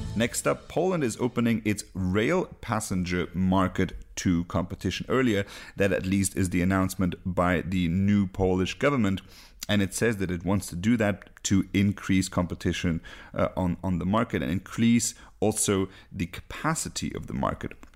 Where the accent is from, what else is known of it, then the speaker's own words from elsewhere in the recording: Luxembourg; I'm from Luxembourg